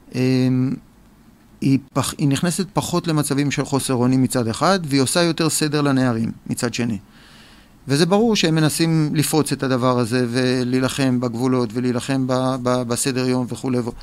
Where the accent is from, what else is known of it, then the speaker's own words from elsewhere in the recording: Tel Aviv, Tel Aviv District, Israel; אני תל אביבי